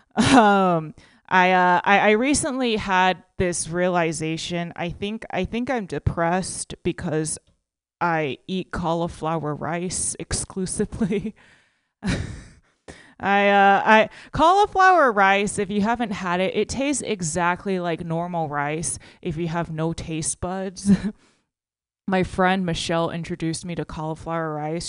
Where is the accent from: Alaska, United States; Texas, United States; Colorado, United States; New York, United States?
Texas, United States; now in California, United States; I'm originally from Texas, so like when I moved to California